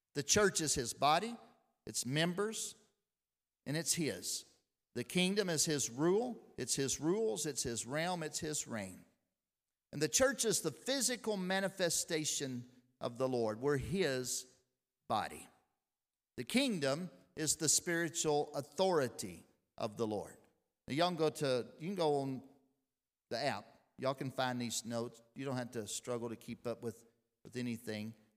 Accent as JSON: {"language": "English", "town": "Lexington", "region": "Tennessee", "country": "United States", "tie": "born or raised there", "said": "I was born right here in Lexington, Tennessee."}